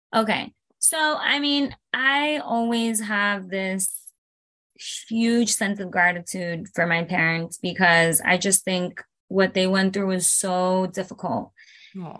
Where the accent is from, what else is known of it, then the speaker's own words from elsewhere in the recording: Broward County, Florida, United States; first language Spanish; English is a second language; also born or lived in Caracas, Venezuela / Miami, Florida; I was born in Venezuela, in the capital, uh, Caracas, and I came here when I was three years old. Um, we migrated to Miami, Florida. And after that, um, we went up to Broward